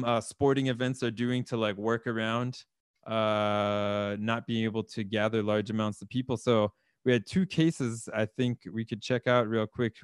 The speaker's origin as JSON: {"language": "English", "region": "the South", "country": "United States", "moved": "yes", "lives_now": "Oslo, Norway", "said": "I'm from the South."}